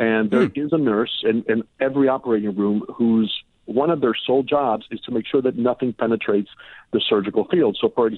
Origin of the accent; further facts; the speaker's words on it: Miami, Florida, United States; also born or lived in Cuba; Yeah, exactly. And, you know, I was born in Cuba, and I remember that very well. I mean, that was after we were already here and in Miami.